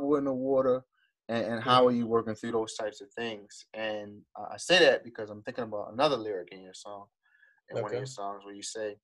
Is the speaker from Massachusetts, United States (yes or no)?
no; Baltimore, Maryland, United States; we're from Baltimore